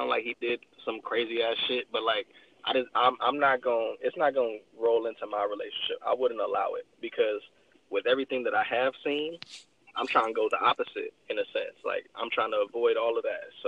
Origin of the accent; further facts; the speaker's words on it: Los Angeles, California, United States; I'm Nigerian, but like my mom would say, I'm a fake Nigerian because I'm born and raised out here. So like, I'm really on some 818 shit